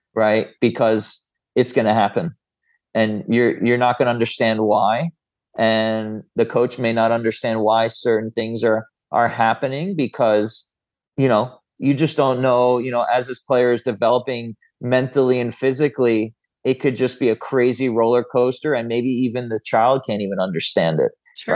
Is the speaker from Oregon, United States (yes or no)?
no; Florida, United States; I grew up in Florida